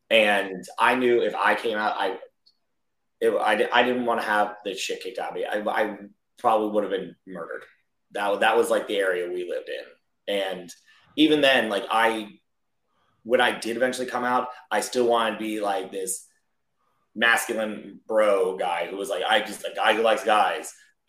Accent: Delaware, United States; But I'm like, I'm from Delaware. My area code on my phone is 302.

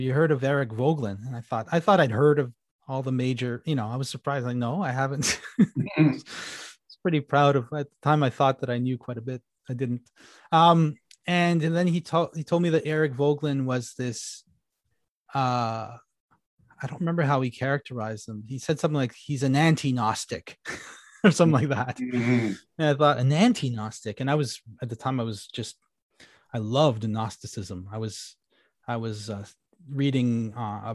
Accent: Ottawa, Ontario, Canada; I grew up in Ottawa, Canada, which is a government town.

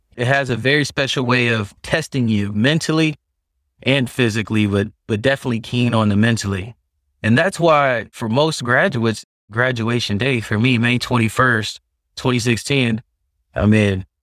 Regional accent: Texas, United States; also born or lived in New York; now in California, United States; as a Texan

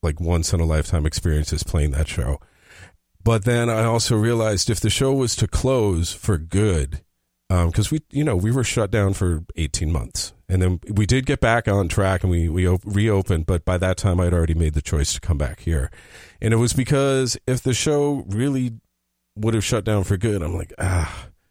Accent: United States; moved away as an adult; now in Berlin, Germany; I'm American

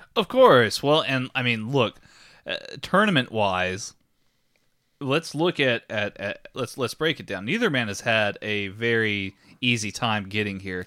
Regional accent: Texas, United States

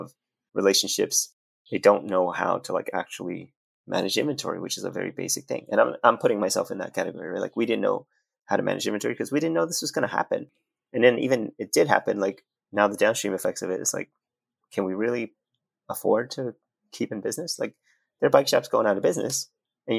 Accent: New York City, New York, United States; moved away as an adult; also born or lived in Vietnam; now in Palo Alto, United States; I grew up in New York City

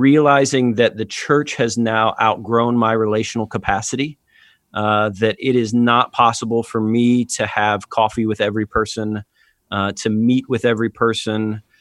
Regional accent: Atlanta, Georgia, United States; my home church and my hometown here in Atlanta

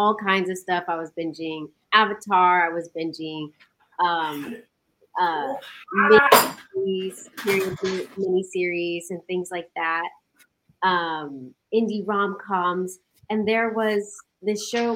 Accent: Stockton, California, United States; moved away as an adult; now in Los Angeles, United States; I am originally from Stockton, California, which is a city up in Northern California

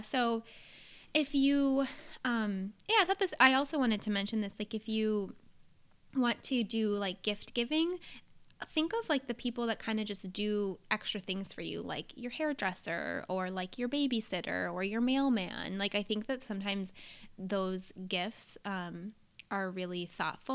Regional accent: New Hampshire, United States; I grew up in New Hampshire

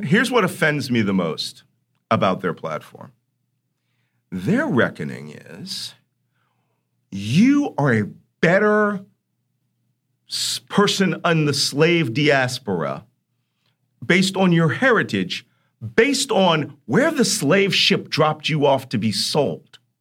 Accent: Philadelphia, Pennsylvania, United States; I grew up in Philadelphia

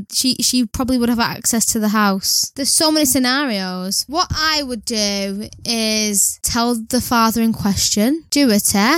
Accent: United Kingdom; I am white British and I don't think there's any other race in my family that I know of for years.

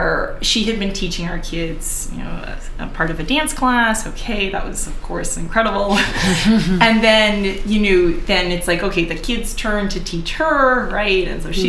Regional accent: United States; as an American

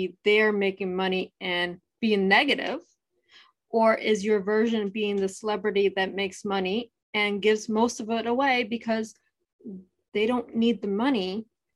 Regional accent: Ohio, United States; I'm originally from Ohio

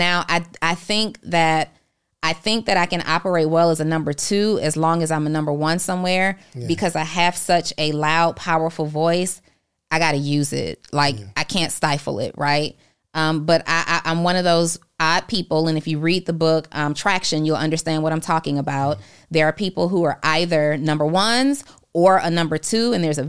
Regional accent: College Park, Georgia, United States; also born or lived in New Orleans; I was born in New Orleans. I was raised in College Park, Georgia, and booty dancing is all I know.

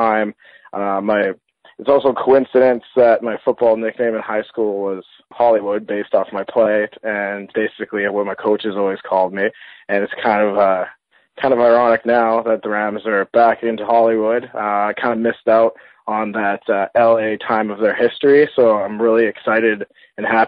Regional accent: Thunder Bay, Ontario, Canada; I was born and raised in Thunder Bay, Ontario, Canada

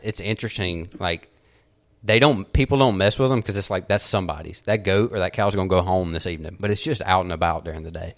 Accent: United States; I'm American

